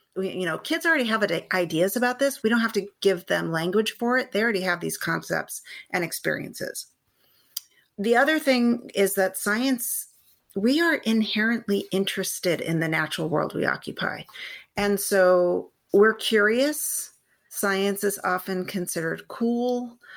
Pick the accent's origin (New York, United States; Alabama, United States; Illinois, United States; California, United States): California, United States; San Gabriel Valley; So I am a California native. I grew up in the San Gabriel Valley